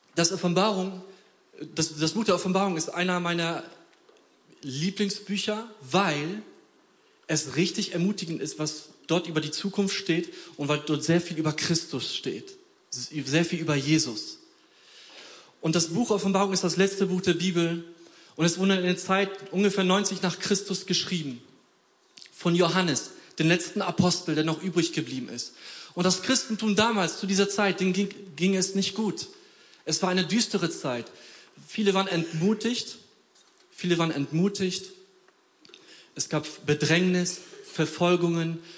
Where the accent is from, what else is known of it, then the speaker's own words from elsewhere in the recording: Poland; moved away; ich komme aus Polen